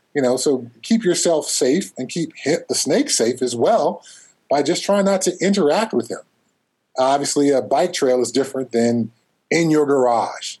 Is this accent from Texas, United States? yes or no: no; Altadena, California, United States; where I grew up in Southern California, uh, Altadena, I usually say I'm from Pasadena